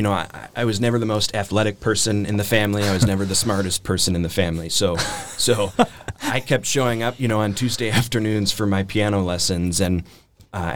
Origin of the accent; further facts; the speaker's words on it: Milwaukee, Wisconsin, United States; moved away as an adult; now in Nashville, United States; I grew up in Milwaukee, Wisconsin. I try to hide the accent, but I've been told it comes through anyway